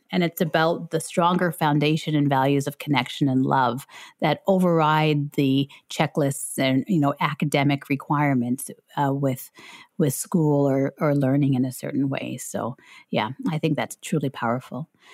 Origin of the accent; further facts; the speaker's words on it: Canada; I'm from Canada